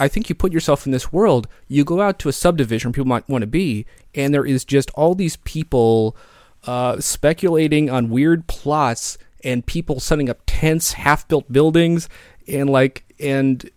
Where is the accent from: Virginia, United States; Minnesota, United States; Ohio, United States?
Ohio, United States; Cincinnati; Cincinnati is, you know, my hometown